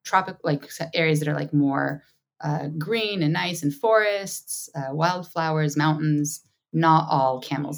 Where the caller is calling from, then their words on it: Israel; I'm calling in from Israel, sunny Israel.